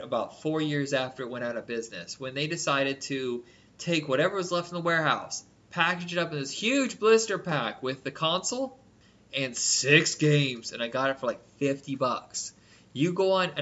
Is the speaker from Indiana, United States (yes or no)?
yes; Indiana, United States; I'm from Indiana